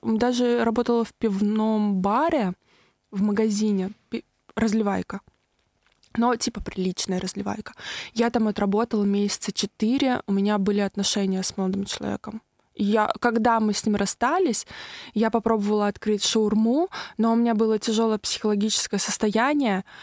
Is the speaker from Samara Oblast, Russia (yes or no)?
yes; Tolyatti, Samara Oblast, Russia; я из Тольятти